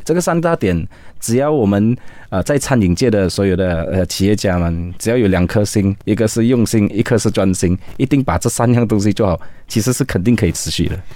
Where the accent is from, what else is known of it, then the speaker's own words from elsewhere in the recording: Kuching, Sarawak, Malaysia; moved away as an adult; now in Kuala Lumpur, Malaysia; 我来自于沙拉越古今，那我在十一年前到了 K L